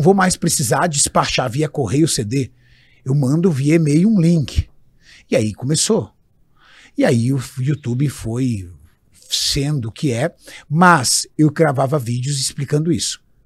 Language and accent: Portuguese; São Paulo, Brazil; now in ABC Paulista, Brazil; meu pai comprou um terreno num bairro no extremo sul de São Paulo, chamado Jardim Orion, atrás do Sesc Campestre, uma, um local de periferia, rua de terra. E ali eu cresci